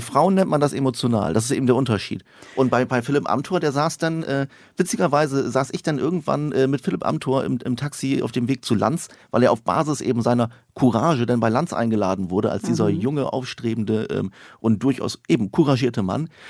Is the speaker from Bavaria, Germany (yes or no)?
no; the Osnabrück area, Lower Saxony, Germany; ich komme auch aus der Ecke